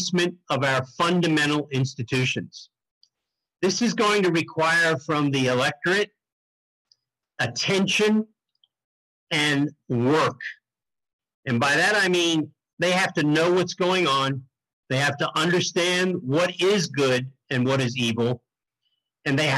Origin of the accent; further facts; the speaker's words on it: Wilmington, Delaware, United States; I was born and raised in Wilmington, Delaware